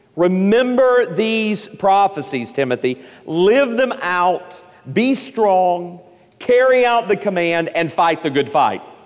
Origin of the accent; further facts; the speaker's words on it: East Tennessee, United States; I grew up in East Tennessee